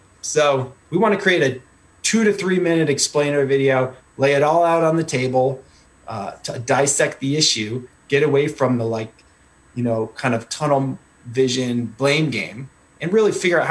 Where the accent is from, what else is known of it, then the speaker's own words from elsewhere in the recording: Connecticut, United States; moved away as an adult; also born or lived in Guatemala / Alaska / Washington, D.C. / Washington State; now in New Hampshire, United States; I grew up in Connecticut. So I do have the New England roots